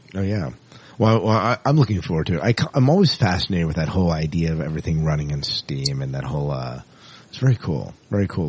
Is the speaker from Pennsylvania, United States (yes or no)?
yes; Lancaster County, Pennsylvania, United States; I'm actually from Lancaster County, Pennsylvania